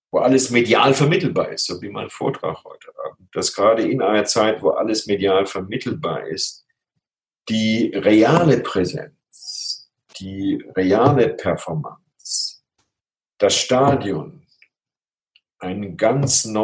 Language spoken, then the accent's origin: German; Germany; moved away as an adult; ich bin äh, 1989 aus Deutschland ausgewandert.